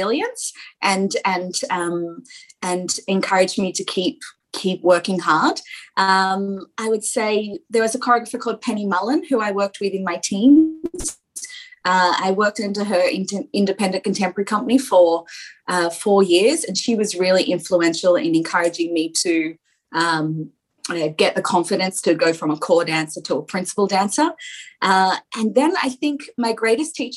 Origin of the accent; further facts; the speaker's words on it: Central Coast, New South Wales, Australia; I grew up on the Central Coast